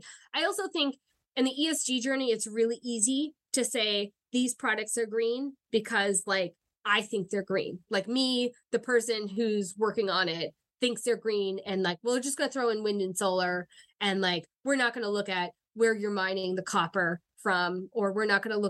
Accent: New York, United States; because I'm from New York and we don't like Indian Point.

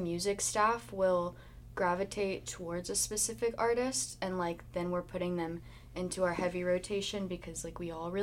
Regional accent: Houston, Texas, United States; I was like living back at home in Houston

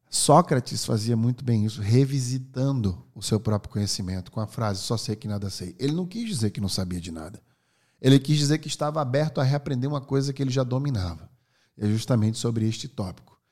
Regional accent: Northeast Region, Brazil; Eu sou nordestino

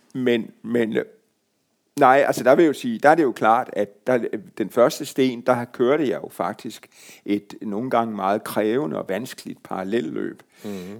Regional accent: Marstal, Southern Denmark, Denmark; Hvor jeg kommer fra

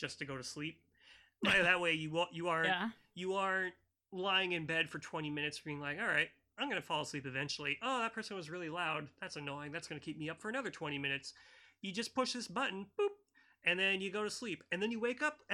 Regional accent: United States; I'm an American

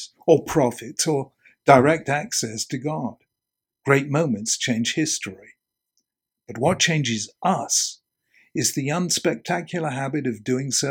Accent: England, United Kingdom; Being English, not American

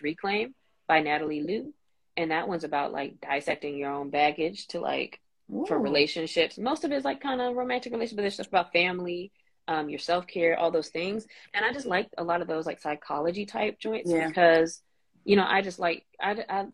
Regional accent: North Carolina, United States; now in Memphis, United States; I grew up in North Carolina, and then I'm in Memphis right now

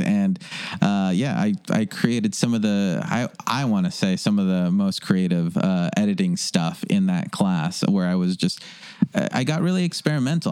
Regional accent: Los Angeles, California, United States; also born or lived in Granada Hills; I grew up in North Hollywood

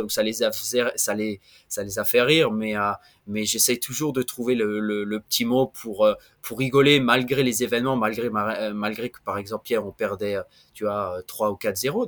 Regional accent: France; accent: French; also born or lived in Montreal, Canada; now in Venezuela; comme vous pouvez euh, l'entendre avec mon accent, je suis français.

